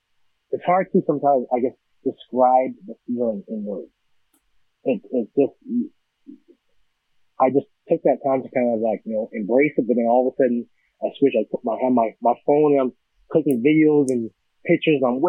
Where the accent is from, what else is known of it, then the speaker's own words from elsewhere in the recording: Edmonton, Alberta, Canada; I'm born and raised in Edmonton, Alberta